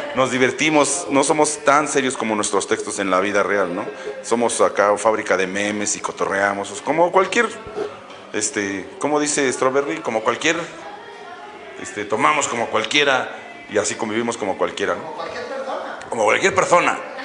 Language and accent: Spanish; Mexico; todos somos mexicanos